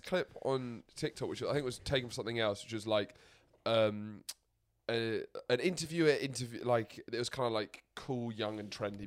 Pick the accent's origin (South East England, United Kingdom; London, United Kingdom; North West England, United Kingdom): London, United Kingdom; I grew up in London